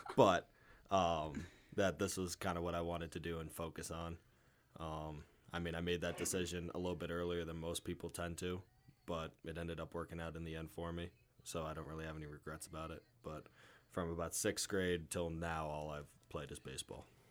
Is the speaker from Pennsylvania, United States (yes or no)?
yes; Moscow, Pennsylvania, United States; I'm from Moscow, Pennsylvania